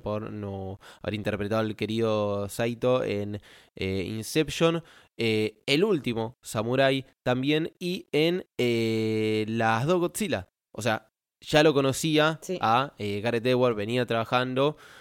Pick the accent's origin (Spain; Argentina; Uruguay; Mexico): Argentina; como argentino